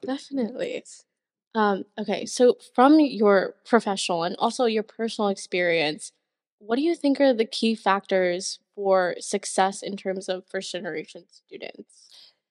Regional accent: South Dakota, United States; I'm from South Dakota

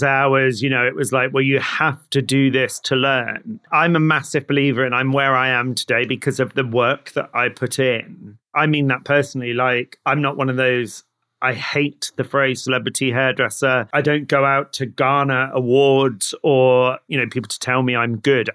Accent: Somerset, South West England, United Kingdom; also born or lived in London; I was born in London, in East London, but I was brought up down in Somerset

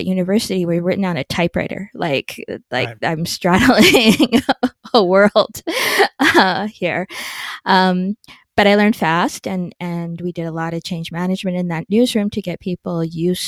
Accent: Edmonton, Alberta, Canada; the Edmonton Journal, which was my hometown paper

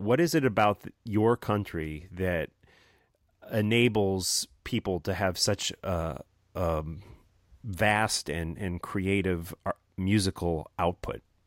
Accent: New Jersey, United States; my home state of New Jersey

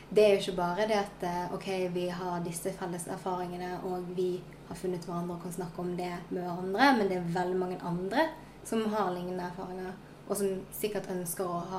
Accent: Sotra, Vestland, Norway; also born or lived in South Korea; Jeg er 24 år gammel og jeg kommer fra Sotra utenfor Bergen. Og så er jeg også adoptert fra Sør-Korea.

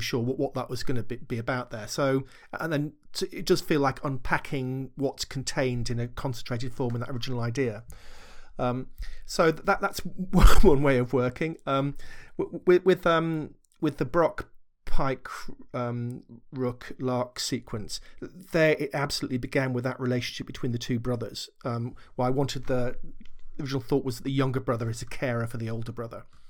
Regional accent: Sherborne, United Kingdom; local library in the village where, where I was growing up in Sherborne

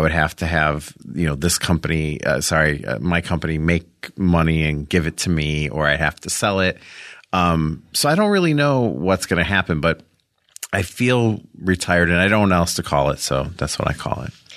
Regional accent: Rolling Meadows, Illinois, United States; I'm from Chicago, outside of Chicago

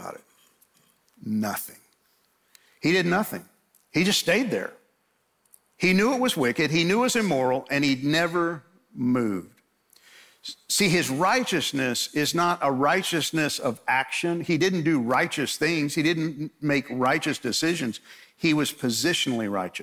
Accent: Long Island, New York, United States; I grew up in New York, and fortunately I grew up on Long Island

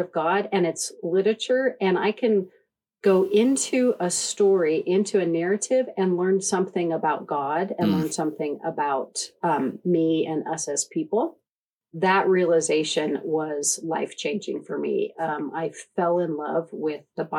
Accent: Casper, Wyoming, United States; I grew up in Wyoming, in Casper, Wyoming

